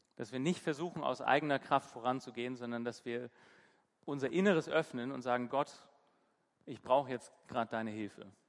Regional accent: Hamburg, Germany; now in Bremen, Germany; ich bin in Hamburg aufgewachsen

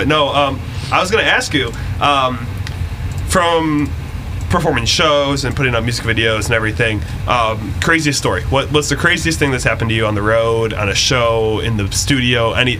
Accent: Detroit, Michigan, United States; now in Cleveland, United States; I'm from Michigan, so I'm from Detroit

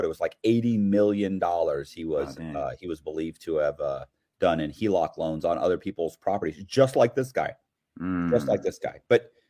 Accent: Tampa, Florida, United States; you know, I was born and raised in Tampa, Florida.

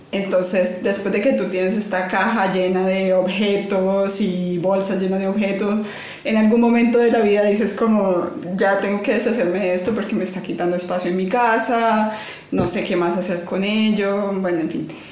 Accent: Cali, Valle del Cauca, Colombia; moved away; yo vengo de Cali, la capital de la salsa, en Colombia

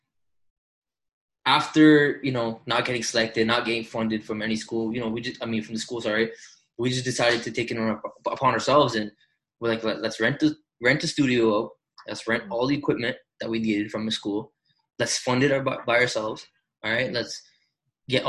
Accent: Toronto, Ontario, Canada; we came from Toronto. We're just Toronto kids

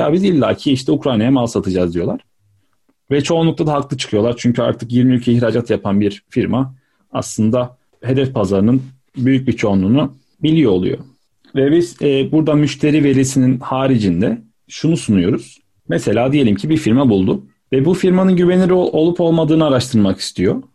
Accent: Adana, Turkey; moved away as an adult; also born or lived in Istanbul; Adana'dan çıkıp İstanbul'a gitmekti.

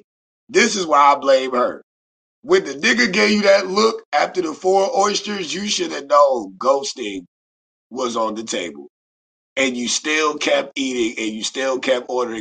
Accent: Beaufort, South Carolina, United States; I am from the South. Shout out to Beaufort, South Carolina.

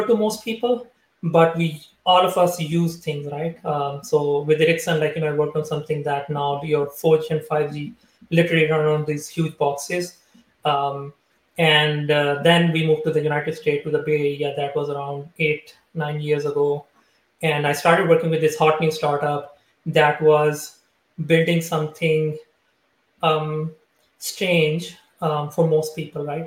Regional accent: Pakistan; moved away; I am from Pakistan originally. I was born there

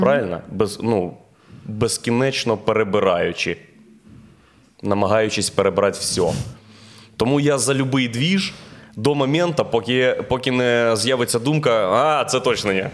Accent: Boryspil, Kyiv Oblast, Ukraine; Він з Борисполя, я з Борисполя, тому ми були в одному класі

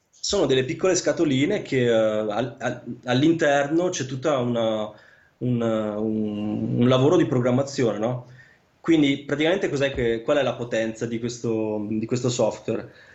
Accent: Vicenza, Veneto, Italy; moved away as an adult; also born or lived in Sicily; now in Lausanne, Switzerland; io sono di origine siciliana, però nato e cresciuto a Vicenza

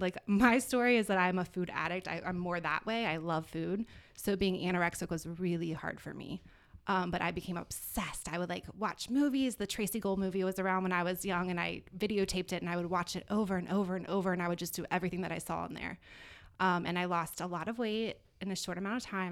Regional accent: Virginia Beach, Virginia, United States; moved away as an adult; now in South Florida, United States; I'm originally from Virginia Beach, Virginia

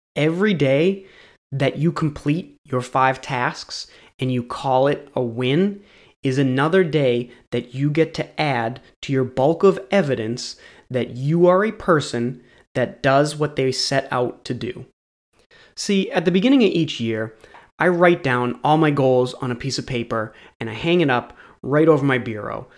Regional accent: New England, United States; I'm from New England

